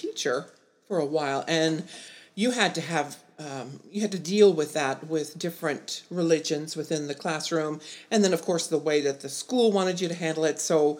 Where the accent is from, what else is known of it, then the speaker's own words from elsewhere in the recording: South Gate, California, United States; I remember growing up in California as a child in the 60s, and it was during the riots and in Compton, Southgate area, and desegregation.